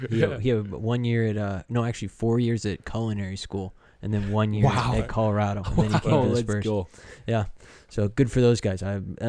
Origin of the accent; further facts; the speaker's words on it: Canada; obviously we're from Canada, we know Chris Bosh, yeah.